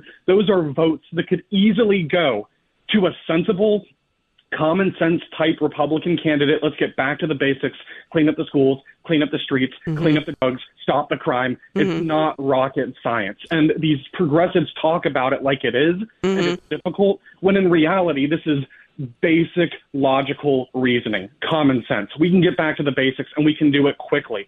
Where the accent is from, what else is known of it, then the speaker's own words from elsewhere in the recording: San Diego, California, United States; I was born and raised in San Diego, California. I've spent my entire life here